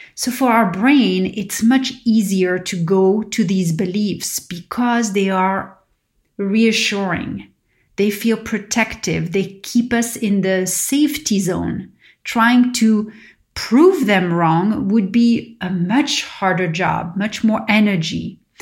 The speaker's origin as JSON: {"language": "English", "town": "Paris", "region": "Île-de-France", "country": "France", "tie": "born or raised there", "moved": "yes", "lives_now": "California, United States", "said": "growing up in Paris"}